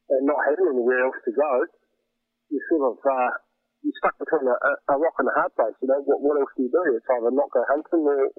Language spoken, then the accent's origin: English; Wairarapa, Wellington, New Zealand; I grew up and was born and raised in the Wairarapa